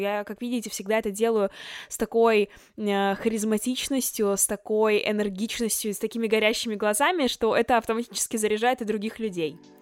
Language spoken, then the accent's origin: Russian; Chelyabinsk, Chelyabinsk Oblast, Russia; moved away as an adult; now in Moscow, Russia; Я из Челябинска, но уже год живу и учусь в Москве на журналистике вышки.